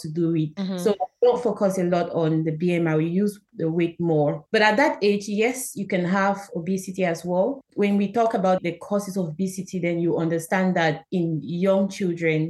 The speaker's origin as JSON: {"language": "English", "country": "Cameroon", "moved": "as an adult", "lives_now": "United Kingdom", "said": "I'm originally from Cameroon, where I studied"}